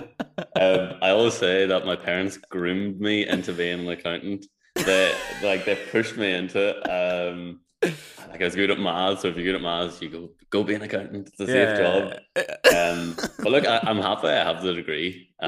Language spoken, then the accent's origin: English; Tyrone, Northern Ireland, United Kingdom; also born or lived in Donegal / Dublin; My background, I'm from Tyrone.